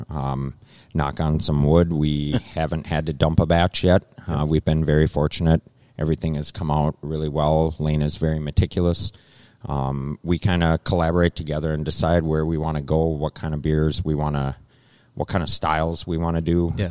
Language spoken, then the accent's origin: English; Lake Minnetonka area, Minnesota, United States; moved away as an adult; also born or lived in Glencoe, Minnesota; now in Hutchinson, United States; I'm originally from the Lake Minnetonka area. I moved out here because I worked for the railroad in Glencoe